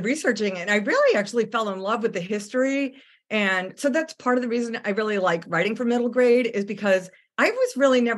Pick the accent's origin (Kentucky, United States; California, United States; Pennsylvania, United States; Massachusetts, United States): Massachusetts, United States; Boston; also born or lived in Bosnia / Seoul, Korea / Tacoma, Washington; now in Richmond, United States; I'm from Boston. So I grew up hearing all about Paul Revere